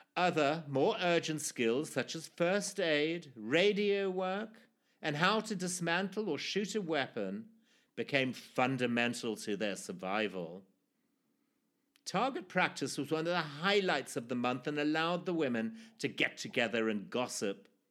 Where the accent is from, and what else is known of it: Zimbabwe; born or raised there